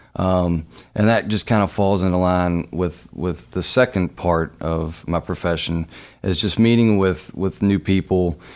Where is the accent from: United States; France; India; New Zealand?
United States; Louisville, Kentucky; being born and raised in Louisville